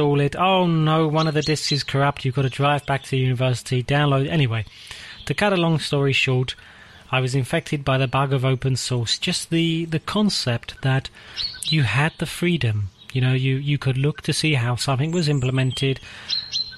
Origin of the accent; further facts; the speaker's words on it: England, United Kingdom; moved away as an adult; now in Czech Republic; I am English